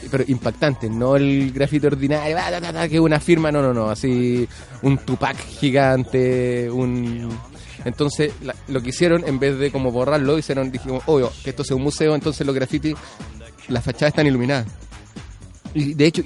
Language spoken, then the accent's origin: Spanish; Chile